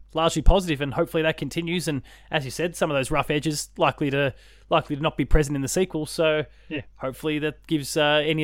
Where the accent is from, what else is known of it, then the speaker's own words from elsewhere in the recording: Melbourne, Victoria, Australia; Melbourne, which is like, that's my home state